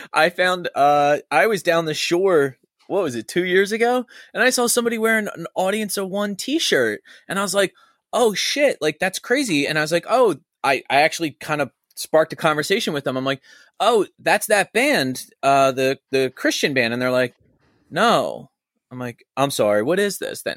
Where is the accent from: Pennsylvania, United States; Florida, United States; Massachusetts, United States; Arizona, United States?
Pennsylvania, United States; Churchville; I grew up in Churchville.